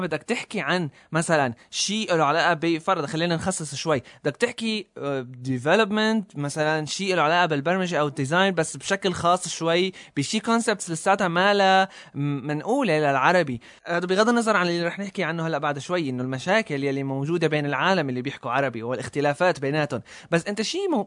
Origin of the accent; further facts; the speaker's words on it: Syria; نحن عندنا بسوريا